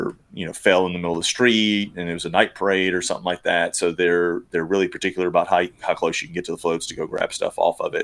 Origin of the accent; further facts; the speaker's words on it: Gretna, Louisiana, United States; I was born and raised around New Orleans, in Gretna, Louisiana